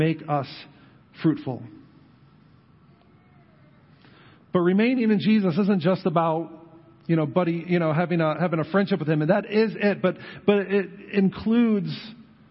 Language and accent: English; Western New York, United States; now in New Knoxville, United States; I grew up in Western New York